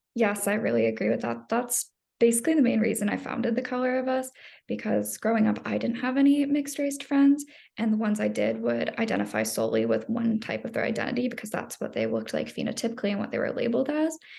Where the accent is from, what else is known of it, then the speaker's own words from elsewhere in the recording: Phoenix, Arizona, United States; being in Phoenix the entire time